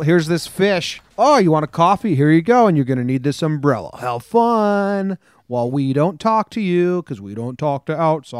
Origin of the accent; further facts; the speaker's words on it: Denmark; English is a second language; I don't really like football. American football. I'm from Denmark. I don't like that stuff.